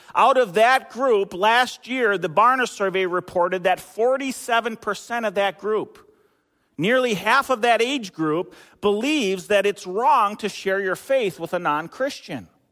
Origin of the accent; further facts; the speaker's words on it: Eden Prairie, Minnesota, United States; moved away; I worked at a grocery store back in my hometown, Eden, Eden Prairie